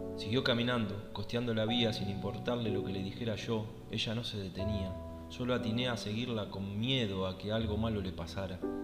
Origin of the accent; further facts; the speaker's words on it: Argentina; soy de Argentina